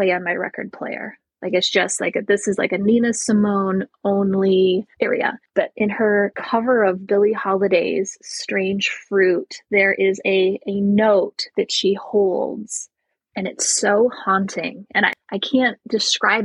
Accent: Michigan, United States; also born or lived in Milwaukee / Chicago; now in Boston, United States; we might go to Michigan. It's been a couple of years since I've been back to my hometown

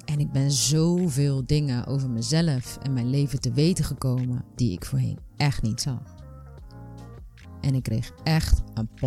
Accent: Rotterdam, South Holland, Netherlands; ik ben 31 jaar en ik kom uit Rotterdam.

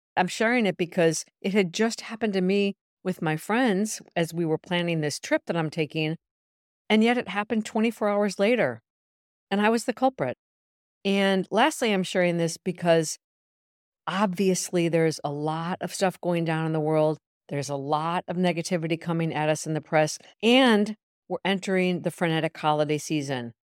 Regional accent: Milan, Lombardy, Italy; moved away as an adult; now in New York, United States; Milan, Italy, my hometown of almost twenty years

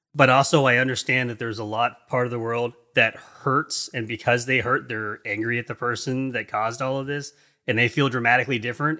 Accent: East Coast, United States; also born or lived in England; I'm an American in, on the East Coast, United States. I've, I lived in England for three years when I was younger

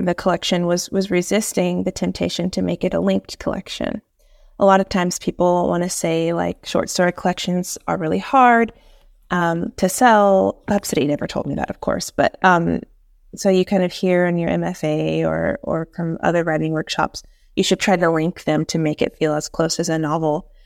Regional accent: East Tennessee, United States; also born or lived in Piedmont, North Carolina; now in Winston-Salem, United States; I'm from East Tennessee, and I live in Piedmont of North Carolina now

